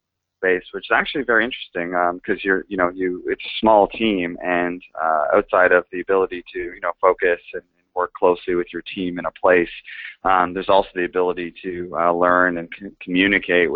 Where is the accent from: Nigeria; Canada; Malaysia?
Canada; Toronto, Ontario; moved away as an adult; also born or lived in London, United Kingdom / San Francisco, United States; I'm not from there, but I'm actually from Toronto in Canada